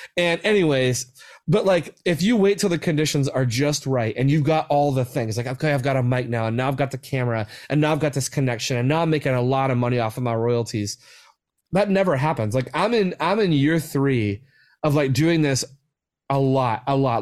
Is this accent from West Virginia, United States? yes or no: yes; West Virginia, United States; especially my home state, like, I'm so passionate about West Virginia and, like, where I grew up